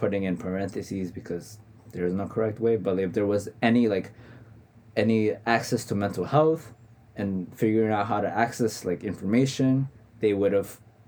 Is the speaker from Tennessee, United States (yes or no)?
no; New York City, New York, United States; I'm from Queens